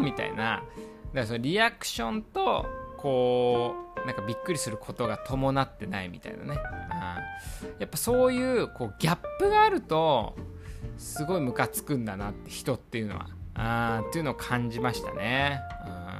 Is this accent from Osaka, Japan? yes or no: no; Iwate, Japan; 岩手出身なんでやっぱ冬の男